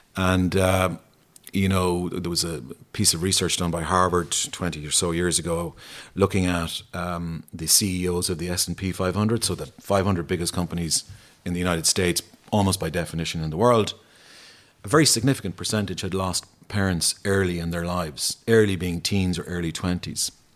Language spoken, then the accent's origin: English; Ennis, Munster, Ireland; growing up in Ennis